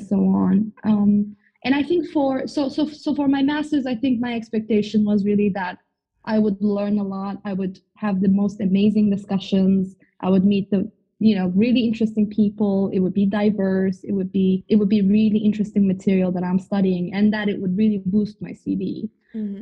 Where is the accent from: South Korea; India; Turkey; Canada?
Turkey; moved away; I'm originally from Turkey